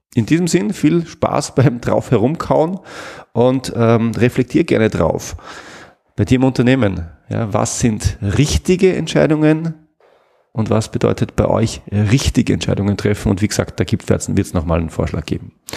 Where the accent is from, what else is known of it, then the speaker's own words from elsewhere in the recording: Salzburg, Austria; ich komme aus Salzburg